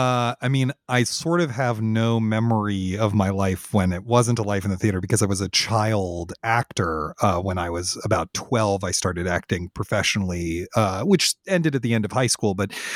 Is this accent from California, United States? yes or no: no; Washington, District of Columbia, United States; I grew up in Washington, D.C., which is a great theater town, has a ton of theater going on.